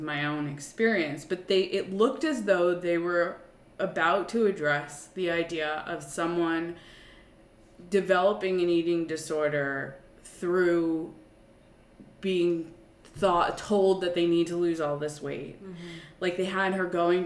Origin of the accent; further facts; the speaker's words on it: Long Island, New York, United States; I was commuting from Long Island, which is where my parents lived. And where I grew up.